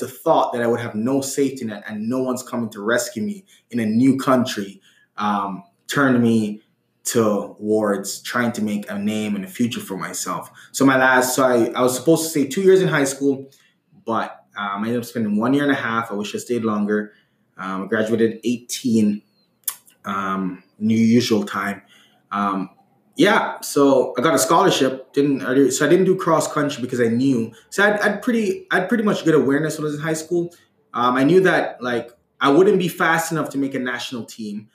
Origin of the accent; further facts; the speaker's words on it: Jamaica; I'm Jamaican.